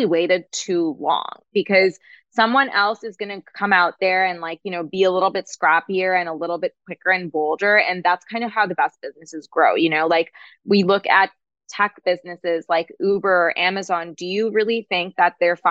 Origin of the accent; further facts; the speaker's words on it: Toronto, Ontario, Canada; moved away; we were back in Canada back then because we're from Toronto